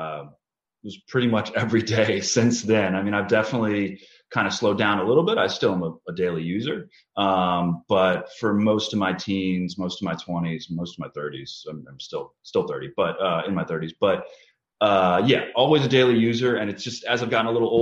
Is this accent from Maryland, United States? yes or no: yes; Chevy Chase, Maryland, United States; I grew up in Chevy Chase, Maryland from about the age of 12